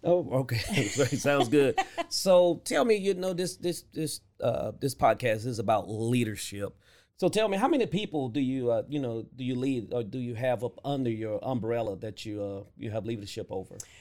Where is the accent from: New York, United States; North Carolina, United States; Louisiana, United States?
Louisiana, United States; growing up in Louisiana